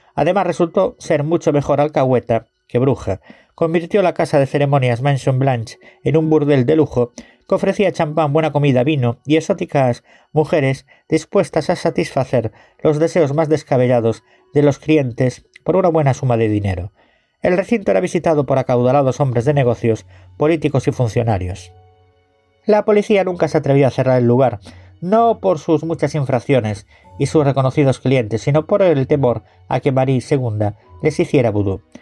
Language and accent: Spanish; Galicia, Spain; Yo soy gallego